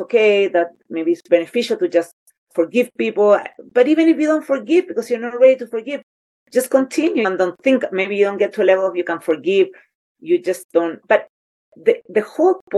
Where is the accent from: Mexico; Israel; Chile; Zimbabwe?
Chile; moved away; I grew up in Chile with the ice waters all my life